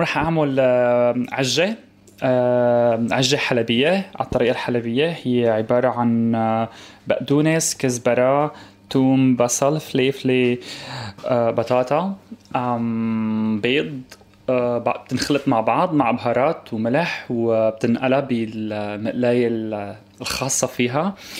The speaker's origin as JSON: {"language": "Arabic", "town": "Aleppo", "region": "Aleppo Governorate", "country": "Syria", "also_born_or_lived": "Egypt / Turkey", "moved": "yes", "lives_now": "United Kingdom", "said": "من حلب سوريا"}